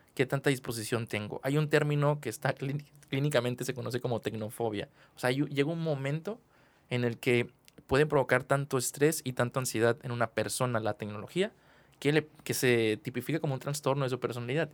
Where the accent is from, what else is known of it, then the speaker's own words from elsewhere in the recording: Mexico; como ciudadano mexicano